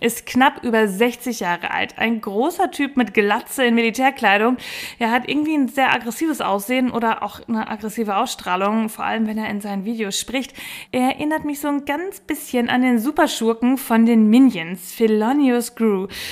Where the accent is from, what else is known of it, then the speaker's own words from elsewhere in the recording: Bielefeld, North Rhine-Westphalia, Germany; bei uns in Bielefeld